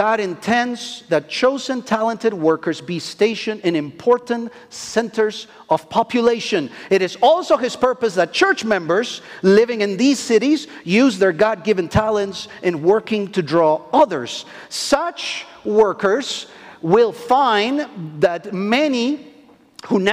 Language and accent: English; Argentina; English is a second language; moved away; I am from Argentina